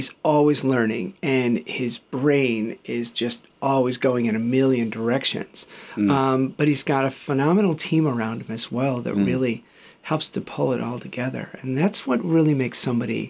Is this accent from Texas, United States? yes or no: no; Chicago, Illinois, United States; moved away as an adult; now in Australia; I grew up in Chicago, and I'd come over here to Australia